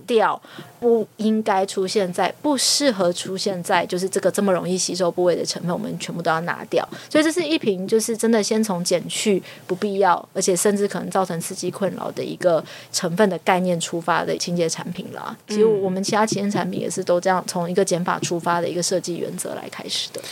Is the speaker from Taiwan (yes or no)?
yes; Taiwan; 我就是一个台湾人